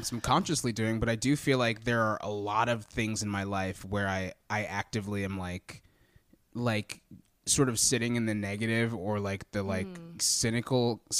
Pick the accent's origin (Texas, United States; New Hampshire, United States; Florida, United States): Texas, United States; No, I grew up in Texas.